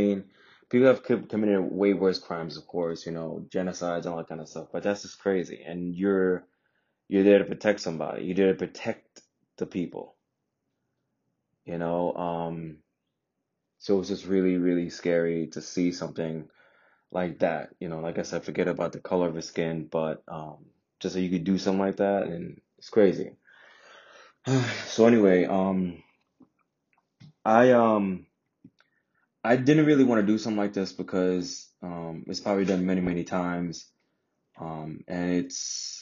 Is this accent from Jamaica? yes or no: yes; Jamaica; now in United States; I'm from Jamaica, but I'm half Indian, half black.